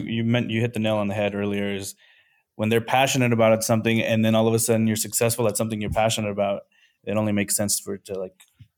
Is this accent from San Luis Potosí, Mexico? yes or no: yes; San Luis Potosí, Mexico; now in South Texas, United States; I'm from San Luis Potosí, Mexico.